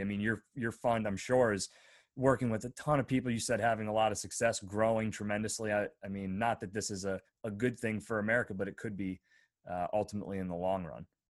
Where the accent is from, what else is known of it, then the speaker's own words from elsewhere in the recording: northwestern Pennsylvania, United States; I grew up in northwestern P